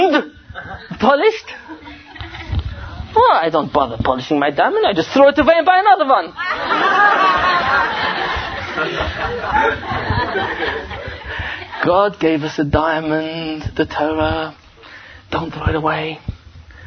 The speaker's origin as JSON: {"language": "English", "region": "England", "country": "United Kingdom", "said": "I'm from England."}